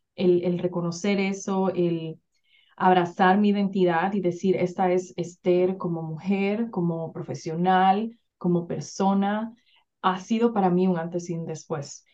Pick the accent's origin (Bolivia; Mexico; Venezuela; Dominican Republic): Dominican Republic; moved away as an adult; now in United States; Soy originalmente de República Dominicana, que es una isla en el Caribe, pero siento que cada vez que digo que soy de República Dominicana, todo el mundo piensa que la playa y que, ¿verdad? Y que el super ambiente, pero la verdad es que no, mi, mi niñez fue una niñez bien, bien difícil y actually crecí allá